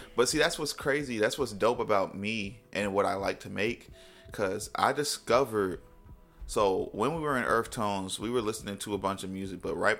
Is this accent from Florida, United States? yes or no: yes; Florida, United States; and I'm from Florida, like, you got to be hard.